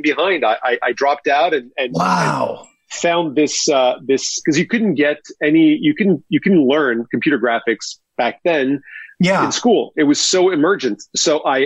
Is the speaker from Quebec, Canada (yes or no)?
yes; Montreal, Quebec, Canada; I grew up in Montreal